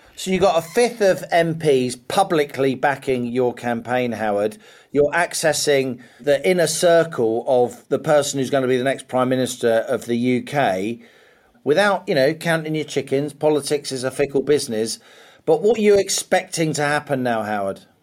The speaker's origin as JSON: {"language": "English", "area": "Middlesex", "region": "London", "country": "United Kingdom", "tie": "born or raised there", "said": "I grew up in Middlesex, very unfashionable London suburb."}